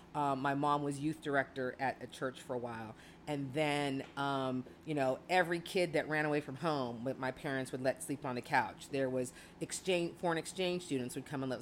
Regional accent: Chicago, Illinois, United States; I was born in Chicago

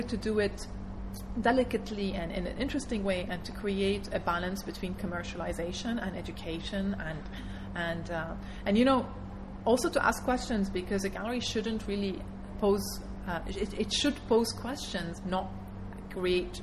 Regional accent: Dubai, United Arab Emirates; what I grew up with in Dubai as a teenager

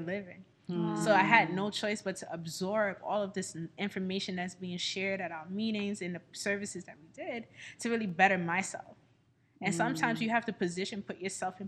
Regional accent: New York City, New York, United States; moved away as an adult; now in Houston, United States; I'm born and raised in Brooklyn

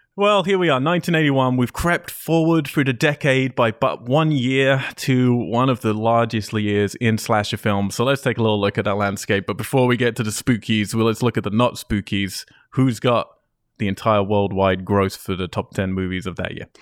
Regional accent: Cambridge, East of England, United Kingdom; my hometown

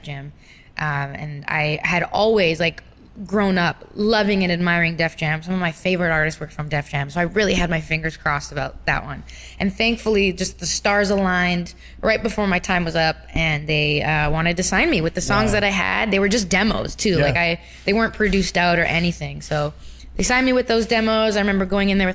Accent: Brampton, Ontario, Canada; I'm from Brampton, Ontario.

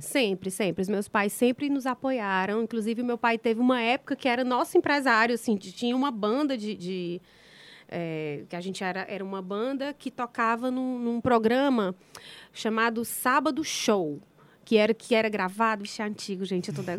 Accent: Ceará, Brazil; eu sou cearense, nordestina, então, as minhas raízes são daqui do Nordeste

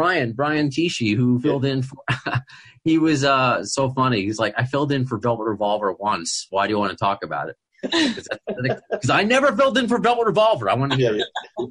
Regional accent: New York, United States; As a New Yorker, I don't know if I can handle the pace of L.A. I've never been out there.

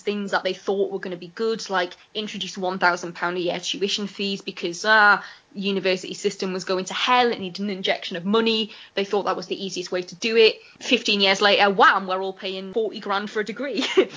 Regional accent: Newcastle upon Tyne, North East England, United Kingdom; growing up in Newcastle

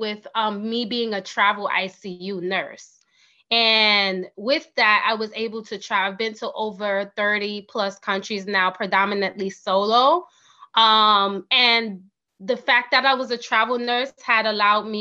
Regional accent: New York City, New York, United States; I'm originally from New York City. I did all of my schooling in New York City, including my master's degree

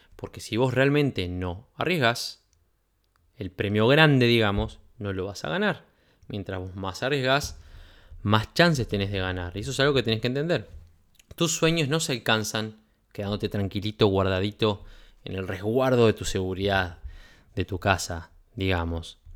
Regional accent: Uruguay; en mi país

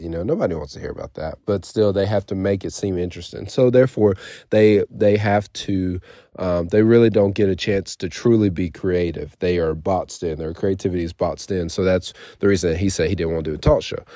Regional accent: United States; I was born here in America

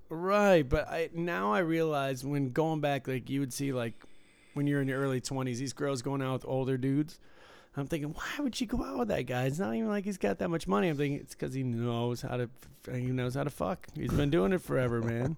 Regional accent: Michigan, United States; moved away; I was from Michigan

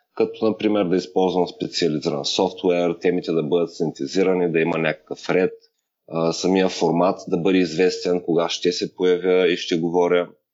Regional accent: Ruse, Ruse Province, Bulgaria; now in Las Vegas, United States; родния ми град Русе

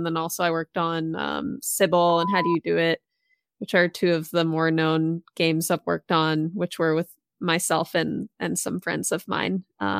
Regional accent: Massachusetts, United States; now in Maryland, United States; I actually grew up on the East Coast. So old school East Coaster. I grew up in Massachusetts, but I live in Maryland now.

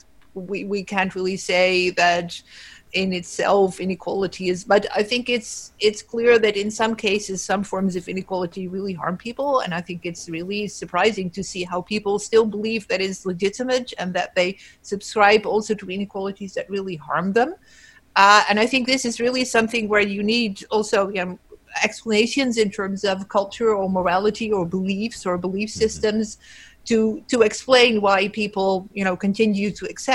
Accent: Netherlands; I'm from the Netherlands

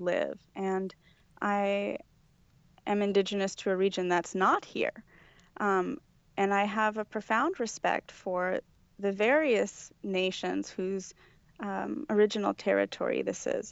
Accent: Los Angeles, California, United States; I was born here. I was born and raised in Los Angeles

